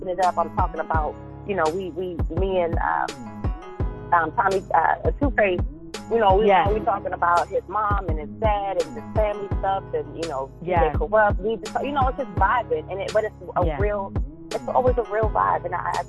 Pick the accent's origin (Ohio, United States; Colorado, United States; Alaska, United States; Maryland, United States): Maryland, United States; Baltimore; I'm from Baltimore, so I had to rep my city